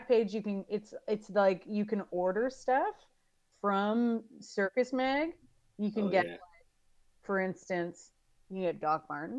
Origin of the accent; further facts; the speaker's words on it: Saskatoon, Saskatchewan, Canada; growing up in Saskatoon